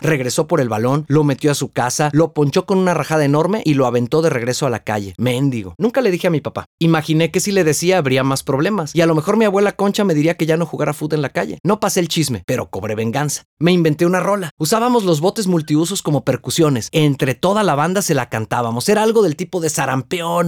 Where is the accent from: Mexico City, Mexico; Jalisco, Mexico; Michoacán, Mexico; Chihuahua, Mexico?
Jalisco, Mexico; Guadalajara; en el mismo hospital donde yo nací